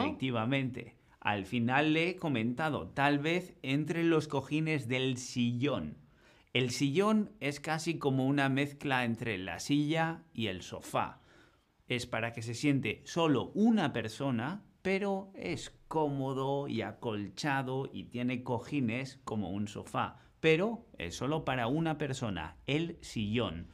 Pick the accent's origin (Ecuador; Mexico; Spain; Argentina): Spain; northern Spain; Nosotros en el norte normalmente tenemos suelos de madera